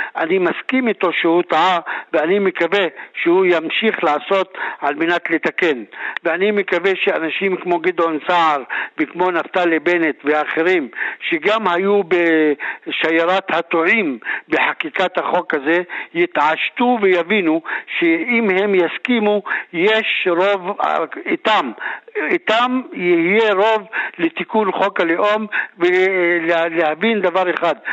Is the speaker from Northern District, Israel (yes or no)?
yes; Druze villages of the Galilee, Northern District, Israel; הסיפור שלנו כחברה דרוזית, אנחנו אנשים שלא נעקרנו מאדמותינו, חיים בתוך בתינו, בתוך כפרינו, חיים בשלום עם שכנינו היהודים וה... הערבים, גם אה, מגוש חלב וגם מפסוטה